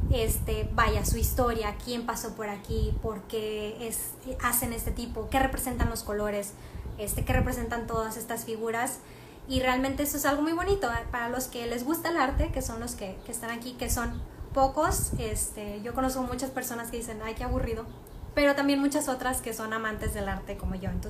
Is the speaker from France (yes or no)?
yes; France; ve a otra ciudad de Francia para que veas realmente cómo somos los franceses. Y son como latinos, la verdad.